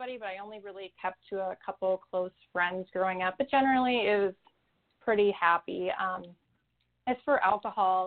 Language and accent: English; Chicago, Illinois, United States; I grew up in the Chicago area